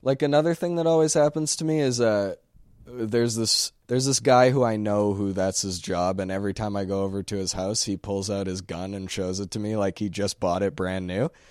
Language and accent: English; Sherwood Park, Alberta, Canada; We're from Sherwood Park